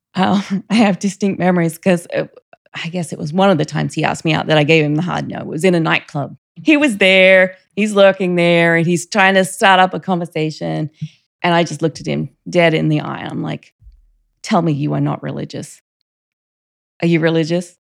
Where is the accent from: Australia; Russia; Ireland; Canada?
Australia; Rockhampton, Queensland; moved away as an adult; also born or lived in Virginia / Monterey; now in United States; I grew up in Australia, state of Queensland, which is the northern state, the city of Rockhampton.